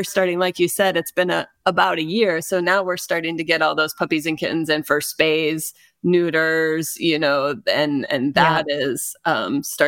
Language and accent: English; Iowa, United States; moved away; I'm from Iowa originally